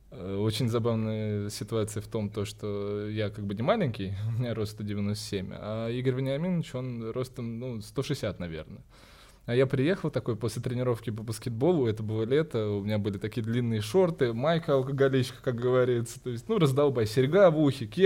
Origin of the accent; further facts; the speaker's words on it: Cyprus; born there; я вообще родился не в России. Я родился на Кипре, когда мои родители жили там.